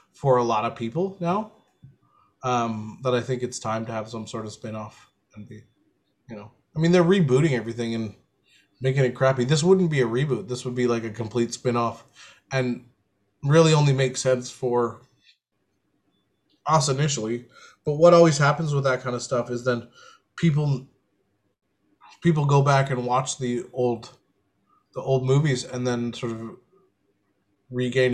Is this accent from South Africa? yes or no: no; Canada; I'm Canadian